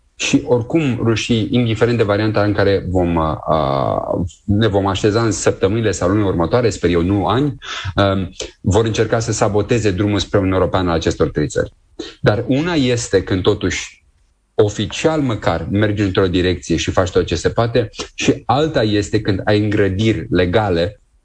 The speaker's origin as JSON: {"language": "Romanian", "country": "Romania", "said": "noi ca români"}